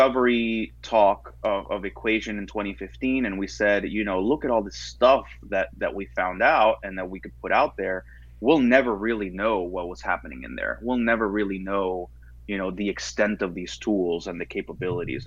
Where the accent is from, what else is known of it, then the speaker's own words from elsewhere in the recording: United States; I'm an American